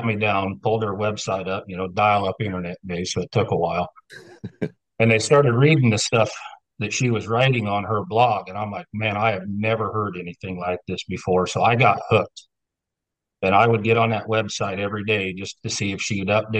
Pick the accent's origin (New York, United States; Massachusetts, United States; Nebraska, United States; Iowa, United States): Nebraska, United States; southeast; Grew up in southeast Nebraska